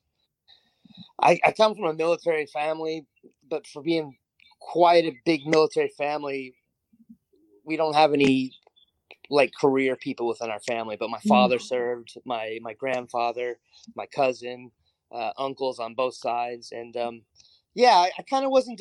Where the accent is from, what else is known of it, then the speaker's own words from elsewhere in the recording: United States; moved away as an adult; also born or lived in Japan; now in China; I'm an American by blood, sweat, and tears always